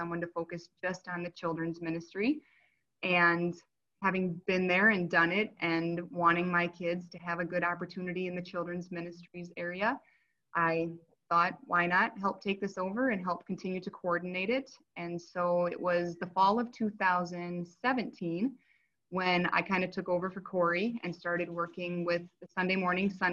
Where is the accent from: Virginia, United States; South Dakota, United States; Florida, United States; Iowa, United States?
South Dakota, United States; Brookings; moved away as an adult; also born or lived in Watertown, South Dakota; now in Yankton, United States; we grew up in Brookings, and our lives took us to Watertown